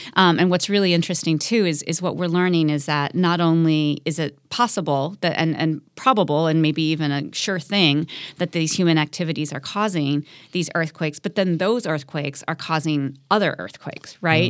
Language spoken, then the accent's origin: English; Midwest, United States; moved away; I grew up in the Midwest